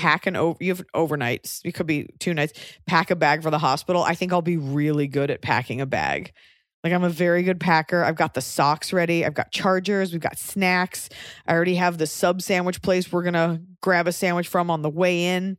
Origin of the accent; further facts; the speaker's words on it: Texas, United States; moved away; as a Texan